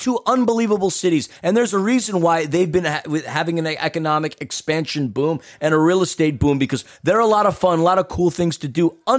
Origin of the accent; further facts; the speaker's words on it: Queens, New York, United States; which for me personally is a gripe because I'm from New York City, born and raised in Queens. I would love to go back home, hang out with mom and dad, not pay for any lodging